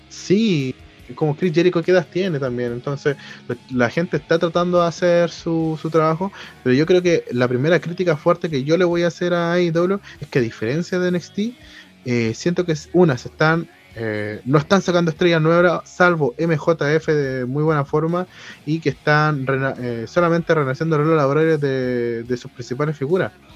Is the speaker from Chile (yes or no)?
yes; Chile; a nosotros como latinoamericanos, y obviamente como chilenos